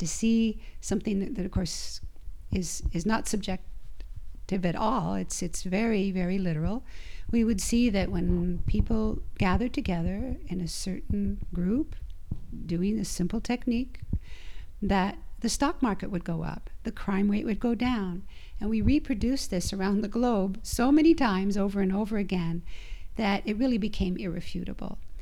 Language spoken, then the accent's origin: English; Idaho, United States; also born or lived in Utah; I'm from Idaho.